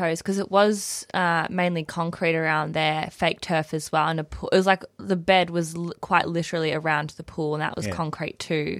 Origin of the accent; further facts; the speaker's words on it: Dandenong Ranges, Victoria, Australia; I'm from the Mount Dandenong Ranges.